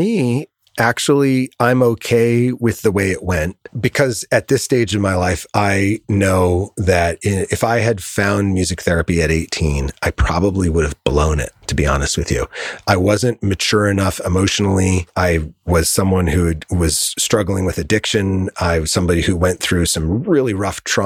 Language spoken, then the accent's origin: English; Connecticut, United States; now in Southern California, United States; I grew up in Connecticut